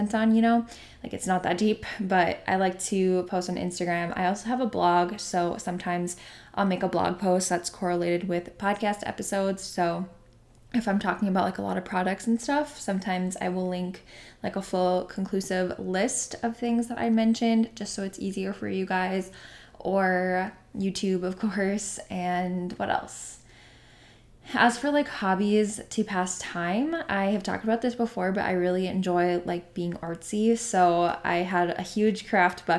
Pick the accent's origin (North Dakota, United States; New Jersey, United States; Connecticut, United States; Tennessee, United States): North Dakota, United States; I'm from North Dakota, good old North Dakota